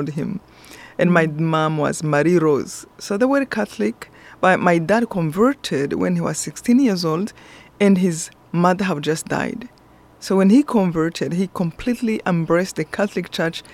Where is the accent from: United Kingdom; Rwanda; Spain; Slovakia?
Rwanda; moved away; I'm from Rwanda, this beautiful center of Africa, really beautiful country